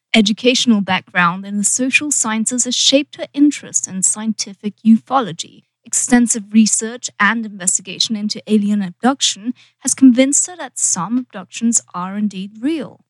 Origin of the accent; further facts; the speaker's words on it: United Kingdom; now in Los Angeles, United States; being British